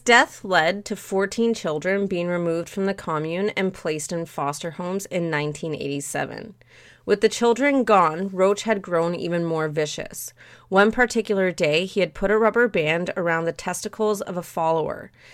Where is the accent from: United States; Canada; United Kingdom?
Canada; despite me being Canadian, I speak terrible French